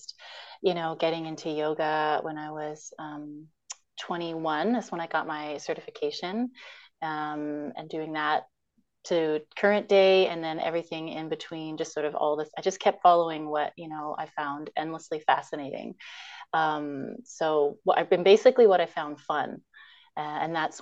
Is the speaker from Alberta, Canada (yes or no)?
no; Toronto, Ontario, Canada; moved away as an adult; now in Victoria, Canada; I grew up in Scarborough and Toronto, and I'm in Victoria now